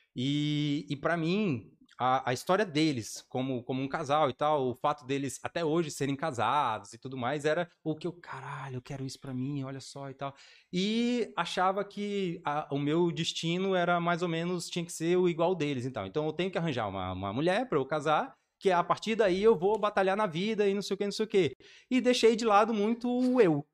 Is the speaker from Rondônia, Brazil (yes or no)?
yes; Porto Velho, Rondônia, Brazil; eu sou de Porto Velho e Rondônia